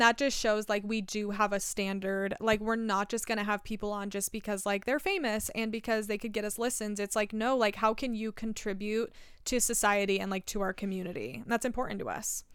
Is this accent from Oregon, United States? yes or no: yes; Southern Oregon, United States; Southern Oregon